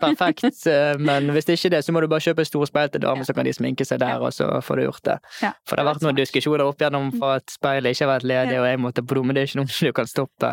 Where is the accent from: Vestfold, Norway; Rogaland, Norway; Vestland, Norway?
Vestland, Norway; Bergen; also born or lived in Oslo; Hjemme i Bergen